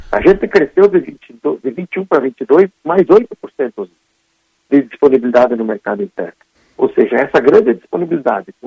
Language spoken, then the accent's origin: Portuguese; Gaúcho, Rio Grande do Sul, Brazil; como bons gaúchos